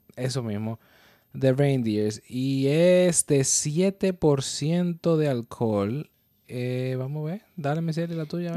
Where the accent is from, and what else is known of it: Dominican Republic; now in New York, United States